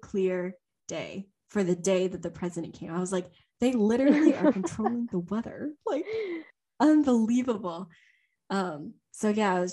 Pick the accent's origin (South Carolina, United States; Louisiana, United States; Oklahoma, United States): Louisiana, United States; also born or lived in China; we were both born there